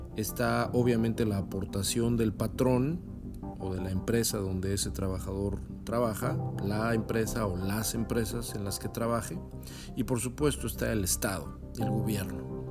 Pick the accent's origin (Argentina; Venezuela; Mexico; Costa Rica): Mexico; now in California, United States; Yo vivo en California, pero soy mexicano